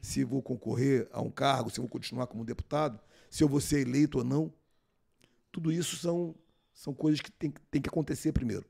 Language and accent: Portuguese; Rio de Janeiro, Brazil; also born or lived in Manaus; Eu morava aqui no Rio de Janeiro, nasci no Rio, e fiz a prova para o Colégio Militar de Manaus